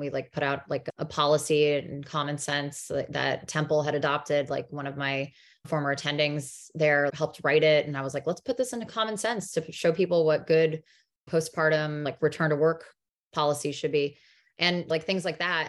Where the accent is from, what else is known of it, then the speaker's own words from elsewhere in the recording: New Jersey, United States; also born or lived in North Carolina; I was born in North Carolina. We moved up to New Jersey when I was five, so I did all of my, like, elementary through high school in New Jersey